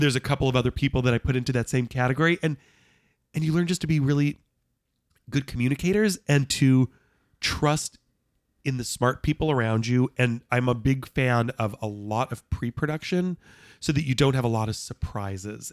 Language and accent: English; Los Angeles, California, United States; moved away as an adult; also born or lived in Knoxville; growing up in Los Angeles with not a single member of my family in, in the entertainment